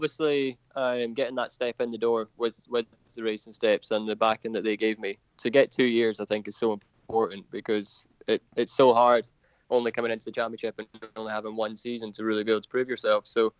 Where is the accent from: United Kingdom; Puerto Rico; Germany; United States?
United Kingdom; obviously being a Brit makes a big difference, because there's not many of us around in the lower classes that Dorn are looking to bring through.